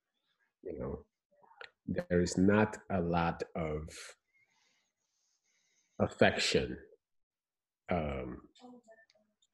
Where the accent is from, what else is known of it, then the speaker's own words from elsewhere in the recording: Senegal; moved away as an adult; now in United States; back home in Senegal